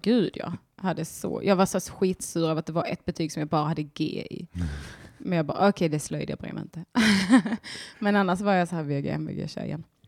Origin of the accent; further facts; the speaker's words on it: Bjärnum, Skåne, Sweden; also born or lived in Ballingslöv; jag är från Bjärnum och Ballingslöv